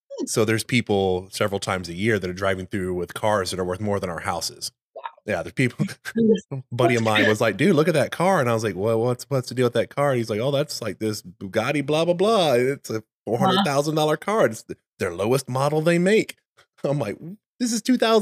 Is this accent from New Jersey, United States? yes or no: no; Texas, United States; moved away as an adult; also born or lived in South Carolina / Saratoga Springs, New York; I'm from Texas